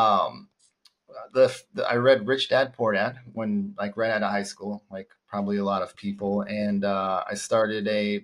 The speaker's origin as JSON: {"language": "English", "town": "Phoenix", "region": "Arizona", "country": "United States", "tie": "born or raised there", "said": "I was born and raised in Phoenix"}